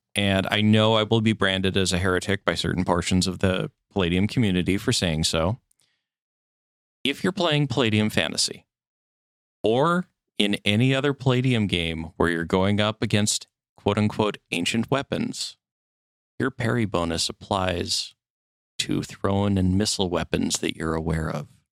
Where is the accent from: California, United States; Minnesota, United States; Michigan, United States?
Minnesota, United States; I grew up in Minnesota